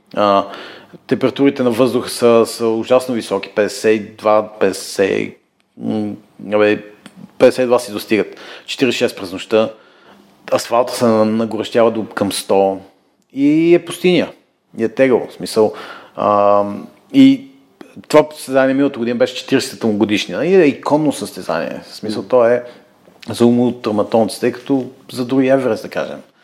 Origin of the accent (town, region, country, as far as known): Bulgaria; moved away as an adult; also born or lived in England / United States